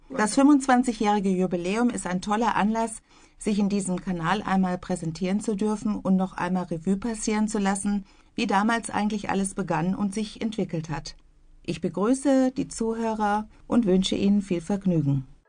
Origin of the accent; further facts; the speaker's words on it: Bielefeld, North Rhine-Westphalia, Germany; moved away as an adult; also born or lived in Vlotho; now in Iserlohn, Germany; meine Heimatstadt Bielefeld